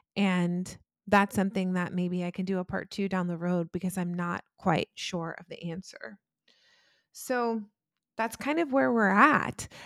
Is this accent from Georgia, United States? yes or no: yes; Atlanta, Georgia, United States; also born or lived in New Jersey / New York; I was born in New Jersey, uh, and I lived there until I was nine, and then that's when I moved to Atlanta with my mother